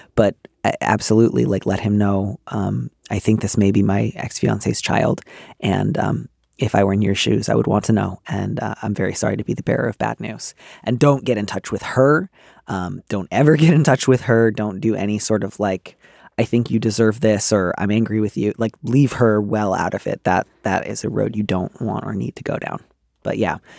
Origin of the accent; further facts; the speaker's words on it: Midwest, United States; now in East Bay, United States; I grew up in the Midwest